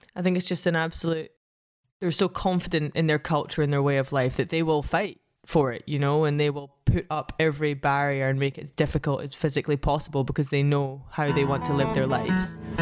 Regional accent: Central Belt, Scotland, United Kingdom; also born or lived in Scottish Highlands; I grew up in the Central Belt

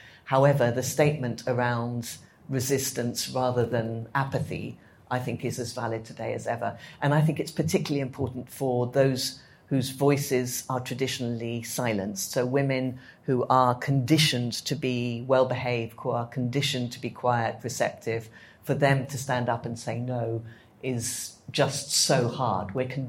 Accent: Addis Ababa, Ethiopia; So I grew up in Addis Ababa, in the capital

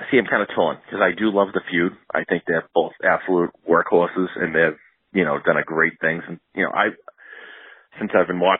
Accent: Boston, Massachusetts, United States; I am from one of the greatest cities in the world, if not the greatest city. I'm from Boston.

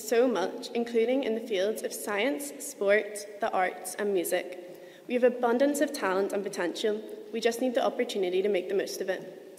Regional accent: Saintfield, Northern Ireland, United Kingdom; I'm 17 years old and I'm from Saintfield.

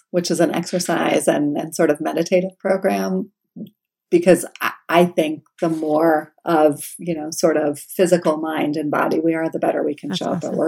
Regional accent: New York, United States; Yes, and, I'm from New York, and Twizzlers are like they're soft and they have that nice like sweet taste.

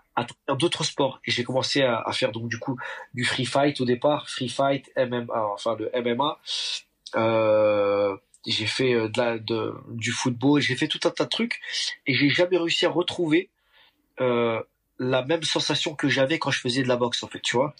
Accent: Paris, Île-de-France, France; en tant que bon parisien qui se respecte, je ne suis jamais monté dans la tour Eiffel

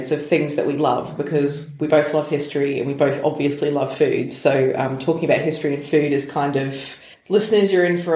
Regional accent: Australia; growing up in Australia

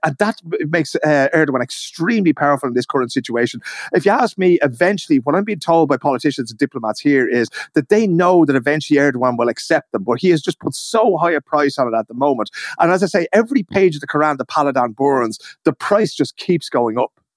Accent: Ireland; now in Stockholm, Sweden; me as an Irish man in Sweden

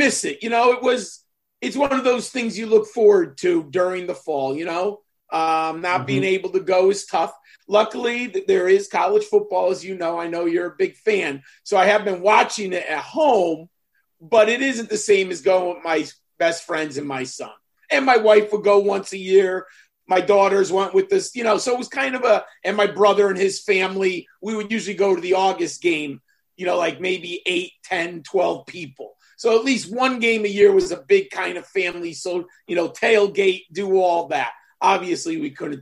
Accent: Northeast, United States; I grew up in the Northeast.

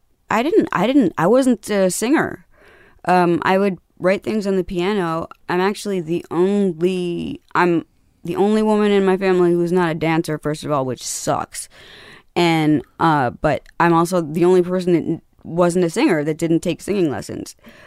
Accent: Carthage, Tennessee, United States; We're from Carthage, Tennessee.

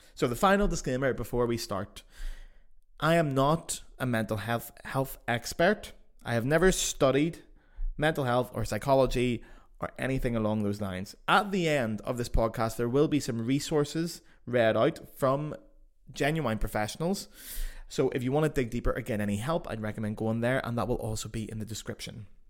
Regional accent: Belfast, Northern Ireland, United Kingdom; accent: Belfast; now in Germany; my accent, you know, being Belfast

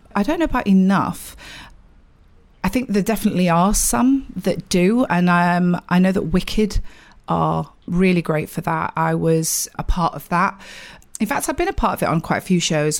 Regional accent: Sheffield, Yorkshire and the Humber, United Kingdom; accent: northern; moved away as an adult; now in London, United Kingdom; I am from Sheffield

